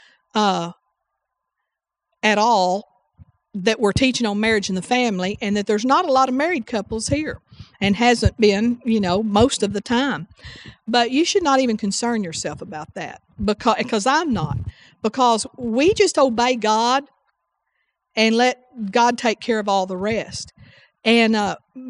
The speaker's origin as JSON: {"language": "English", "region": "the South", "country": "United States", "said": "I'm from the South"}